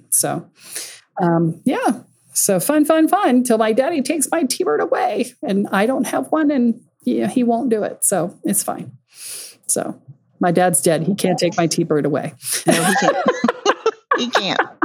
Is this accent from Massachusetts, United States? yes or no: yes; Boston, Massachusetts, United States; my hometown